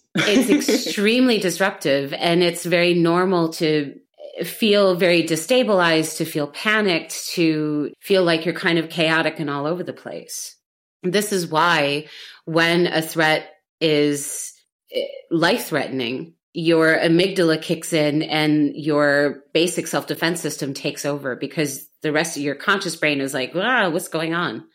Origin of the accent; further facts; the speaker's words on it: United States; now in Berlin, Germany; I'm an American Gen X woman living in Berlin